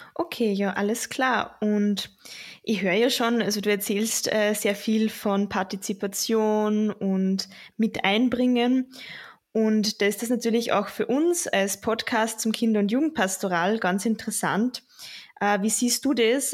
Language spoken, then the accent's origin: German; Linz, Upper Austria, Austria; ich komme aus Linz, ich studiere Kulturwissenschaften und arbeite nebenbei in der Diözese in Linz